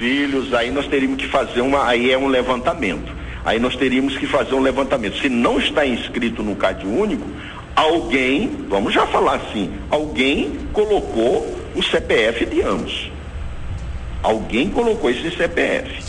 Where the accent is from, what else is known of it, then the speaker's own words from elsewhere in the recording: Brazil; nós como brasileiros